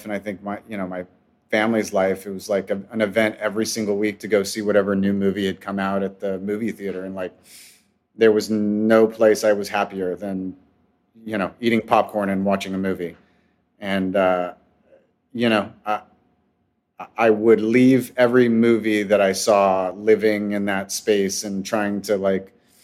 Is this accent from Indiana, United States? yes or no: no; West Covina, California, United States; I was born and raised in Southern California in the San Gabriel Valley. Most of my life in West Covina